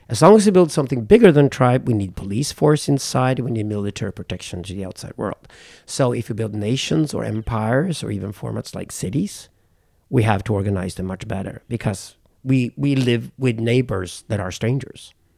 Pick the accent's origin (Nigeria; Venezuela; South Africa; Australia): South Africa; Being a white South African, I come from mixed race South African family